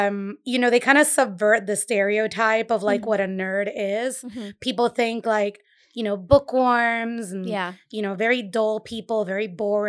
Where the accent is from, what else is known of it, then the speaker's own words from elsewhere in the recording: Caguas, Puerto Rico; also born or lived in Brooklyn / Boston; now in Providence, United States; I grew up in Puerto Rico. So okay. I grew up in in a town called Caguas. It's a valley, mm-hmm. Maybe 20 minutes inland from San Juan.